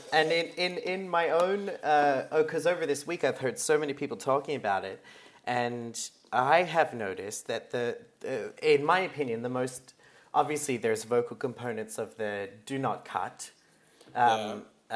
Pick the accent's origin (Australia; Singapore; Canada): Australia; proud of being Australian